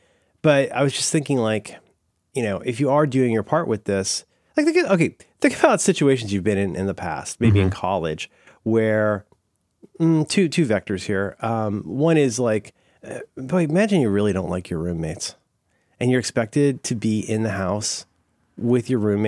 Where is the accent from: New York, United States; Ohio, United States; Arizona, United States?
Ohio, United States; I'm from Ohio.